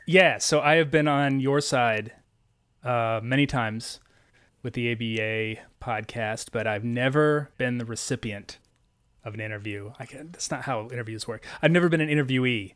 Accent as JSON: {"language": "English", "region": "Missouri", "country": "United States", "tie": "born or raised there", "said": "I grew up in Missouri"}